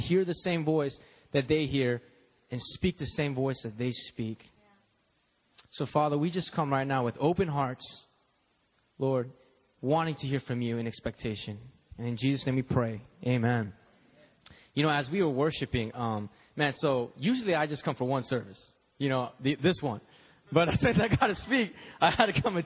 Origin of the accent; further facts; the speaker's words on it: United States; I'm Korean American